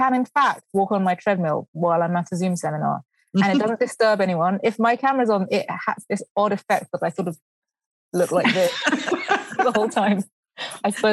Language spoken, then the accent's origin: English; Brighton, South East England, United Kingdom; moved away; I grew up in Brighton in England